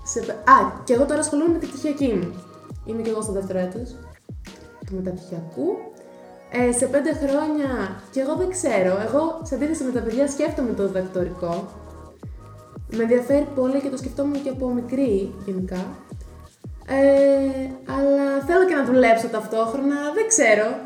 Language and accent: Greek; Edessa, Central Macedonia, Greece; moved away as an adult; now in Thessaloniki, Greece; εγώ είμαι από την Έδεσα